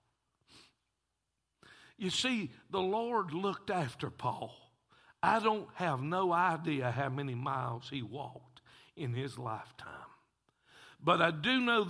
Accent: Taylorsville, North Carolina, United States; I'm from Taylorsville

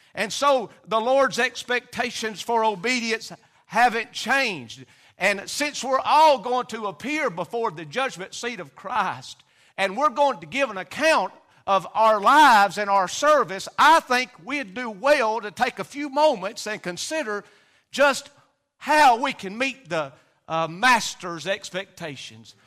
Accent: Hurricane, United States; I was raised in the Hurricane community

